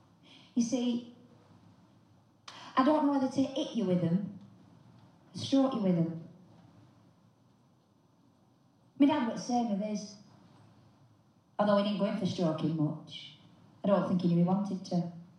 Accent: Rotherham, Yorkshire and the Humber, United Kingdom; But then again, I'm from Rotherham, so it's nice to be anywhere. You see, in Rotherham, we're not twinned with anywhere.

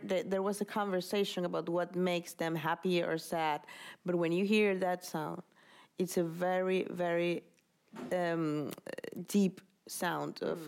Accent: Caracas, Capital District, Venezuela; English is a second language; moved away as an adult; now in Madrid, Spain; I was born in Caracas

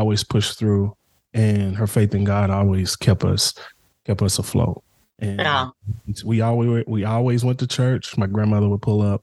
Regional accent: Dallas, Texas, United States; we grew up in the Pleasant Grove area of Dallas

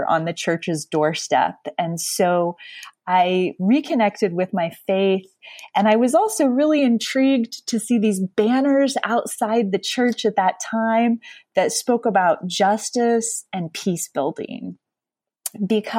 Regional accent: Jacksonville, Florida, United States; moved away as an adult; also born or lived in San Francisco / Kampala, Uganda; the faith community of my early years growing up in Jacksonville, Florida

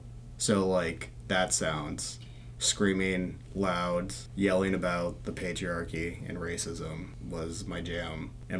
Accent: McKinney, Texas, United States; From McKinney, Texas.

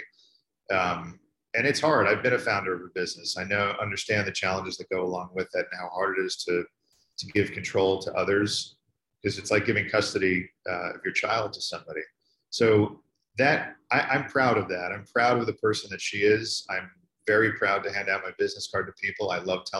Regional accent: New York, United States; I'm from New York

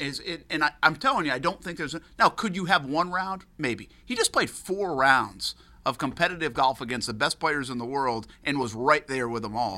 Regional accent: Rhode Island, United States; moved away; I'm growing up in Rhode Island now

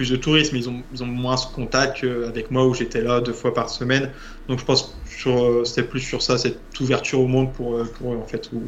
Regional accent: France; also born or lived in Rio de Janeiro, Brazil; je suis français

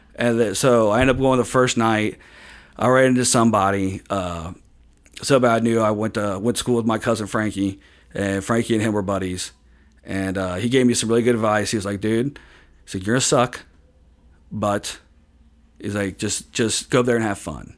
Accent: Hebron, Kentucky, United States; in Kentucky, in, in, like, my hometown of Hebron.

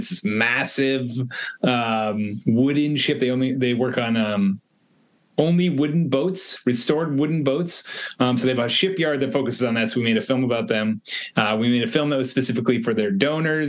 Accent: East Coast, United States; now in Los Angeles, United States; I'm from the East Coast

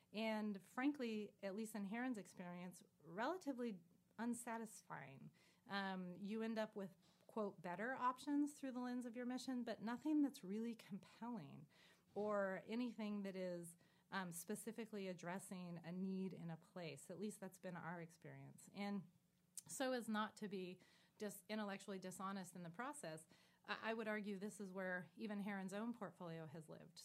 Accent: San Joaquin Valley, California, United States; growing up in the San Joaquin Valley of California myself

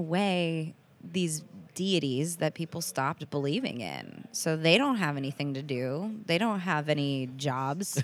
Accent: United States; I'm the only one who grew up here

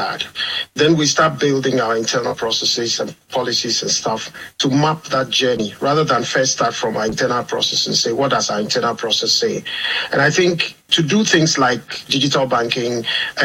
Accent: southeastern Ghana, Ghana; moved away as an adult; now in Jersey; I'm Ghanaian. I come from Ghana, from the southeastern side of Ghana

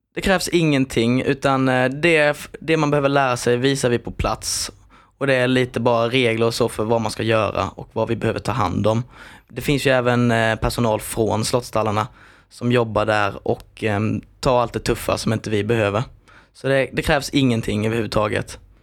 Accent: Växjö area, Kronoberg County, Sweden; jag är ju här från Växjötrakterna

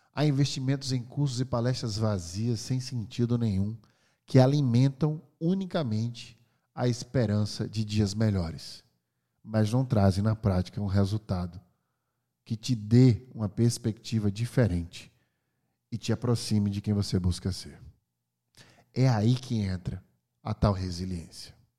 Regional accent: Brazil; moved away; also born or lived in California, United States; sou brasileiro, hoje eu moro no Brasil

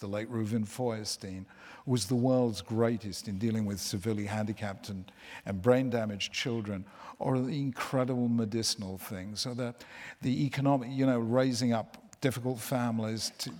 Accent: United Kingdom; us Brits

